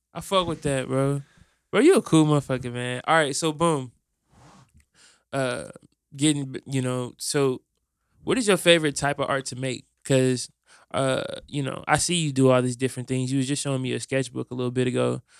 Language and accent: English; Fort Wayne, Indiana, United States; now in Indianapolis, United States; I'm from Fort Wayne, and Fort Wayne feels like a, a totally different world